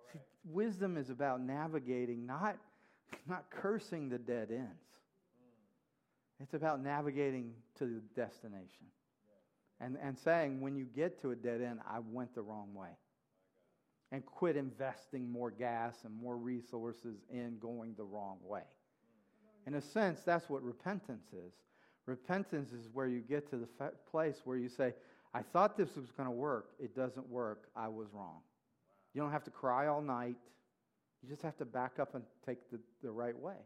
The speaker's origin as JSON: {"language": "English", "region": "Mississippi", "country": "United States", "tie": "born or raised there", "said": "I grew up in Mississippi"}